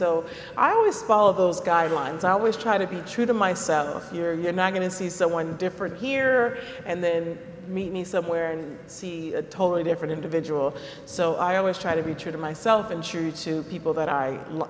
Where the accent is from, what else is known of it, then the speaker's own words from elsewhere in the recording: Compton, California, United States; I'm from Compton, California, and we couldn't really afford to buy Gatorade.